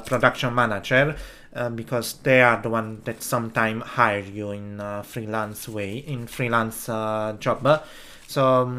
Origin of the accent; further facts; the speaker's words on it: Italy; English is a second language; Be helped by someone native speaker in English, because trust, in my case that I come from Italy, I need someone who help me with the grammar